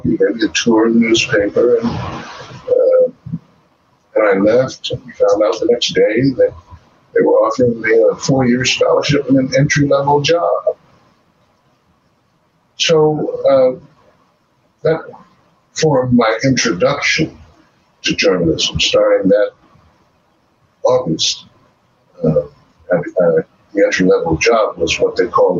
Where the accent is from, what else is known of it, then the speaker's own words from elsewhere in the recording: Washington, District of Columbia, United States; moved away as an adult; also born or lived in South Africa; I was born and raised in Washington, D.C., except for the 20 years